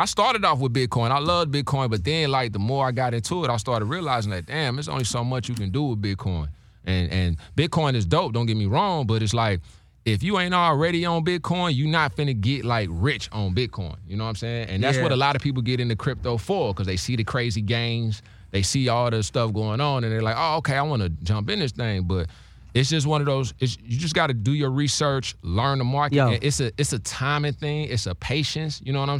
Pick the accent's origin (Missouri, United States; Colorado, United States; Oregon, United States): Missouri, United States; St. Louis; I'm from St. Louis, bro. You got part of BMF in St. Louis.